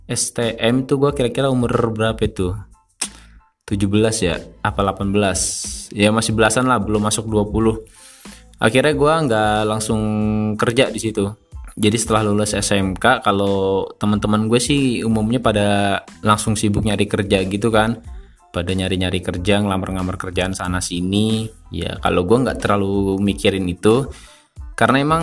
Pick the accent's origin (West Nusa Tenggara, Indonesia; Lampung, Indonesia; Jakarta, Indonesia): Jakarta, Indonesia; accent: Jakarta; also born or lived in Pekalongan; Jadi gue kelahiran tuh sebenarnya gue nggak asli Jakarta. Gue lahir di Pekalongan Jawa Tengah. Bokap nyokap gue merantau bawa gue ke Jakarta sampai sekarang.